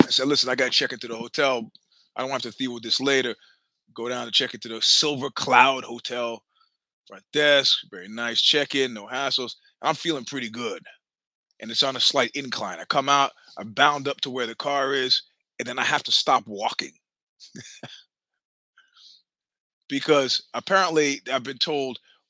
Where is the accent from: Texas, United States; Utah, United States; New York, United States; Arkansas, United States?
New York, United States; New York City; I am from Brooklyn